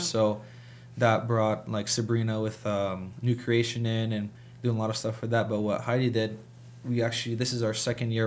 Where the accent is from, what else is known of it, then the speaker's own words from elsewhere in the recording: Harrisonburg, Virginia, United States; also born or lived in Massachusetts; we finally settled in Harrisonburg and I went to school here all my life. So I've, I've lived here and this is where I grew up